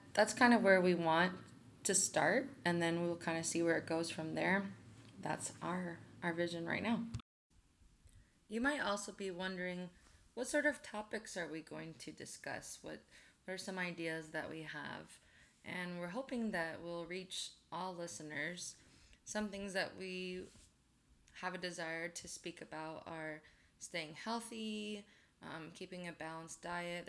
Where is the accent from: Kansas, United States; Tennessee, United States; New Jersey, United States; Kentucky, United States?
Tennessee, United States; Memphis; moved away as an adult; also born or lived in Chicago, United States; now in Omaha, United States; moved to Memphis, Tennessee when I was a kid. Spent most of my life there, but I'm kind of a confused Midwestern Southerner